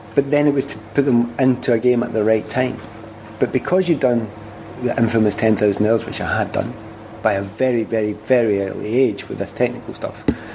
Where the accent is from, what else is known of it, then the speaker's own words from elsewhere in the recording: Glasgow, Scotland, United Kingdom; accent: Glasgow; There's no point in me doing world service and using my Glasgow accent.